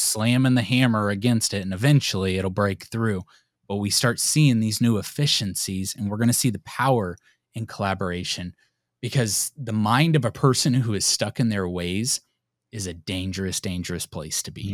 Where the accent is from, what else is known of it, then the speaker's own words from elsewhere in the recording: United States; we're American